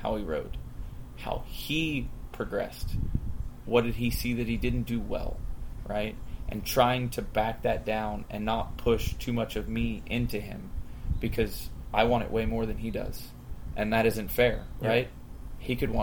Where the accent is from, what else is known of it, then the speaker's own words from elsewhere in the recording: Hudson, Florida, United States; also born or lived in Lutz, Florida; I grew up in Hudson, Florida, not too far from the Hampshire's place